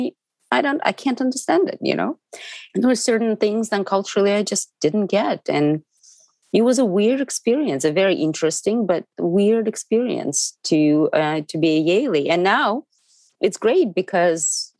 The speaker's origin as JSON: {"language": "English", "region": "Moscow", "country": "Russia", "moved": "yes", "lives_now": "United States", "said": "I'm from Moscow. I grew up on theater"}